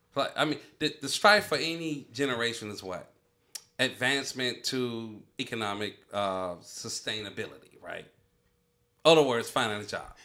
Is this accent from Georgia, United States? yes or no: yes; Atlanta, Georgia, United States; I'm from Atlanta